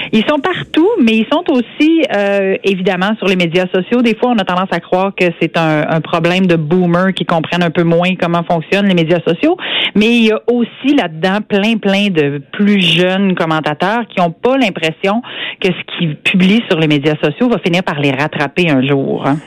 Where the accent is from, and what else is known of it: Saint-Georges, Quebec, Canada